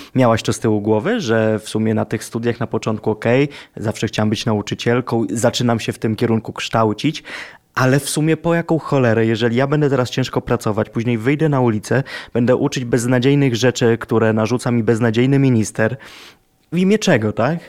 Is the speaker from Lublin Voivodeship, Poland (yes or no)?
yes; Lublin, Lublin Voivodeship, Poland; moved away; jak ja byłem z Lublina i mieszkałem w Lublinie, to nie obnosiłem się tym, że jestem z Lublina.